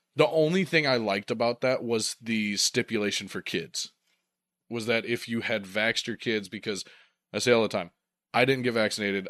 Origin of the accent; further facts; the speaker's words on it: Ohio, United States; we're from Ohio